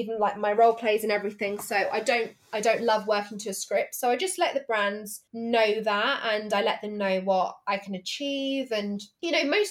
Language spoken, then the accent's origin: English; England, United Kingdom; accent: posh English; the apparently posh English